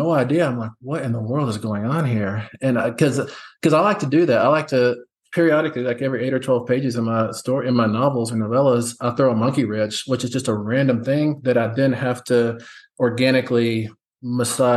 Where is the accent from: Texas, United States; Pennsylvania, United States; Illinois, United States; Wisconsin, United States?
Texas, United States; West; I grew up in West Texas